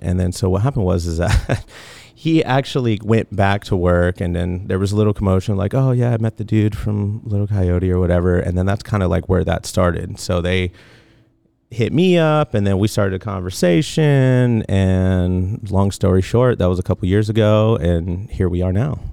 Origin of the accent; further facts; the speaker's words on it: Tucson, Arizona, United States; moved away as an adult; also born or lived in Los Angeles, California / Long Beach, California; now in California, United States; I'm originally from Tucson, Arizona. I moved out here to California about, I don't know, uh, little over ten years. I moved out here when I was nineteen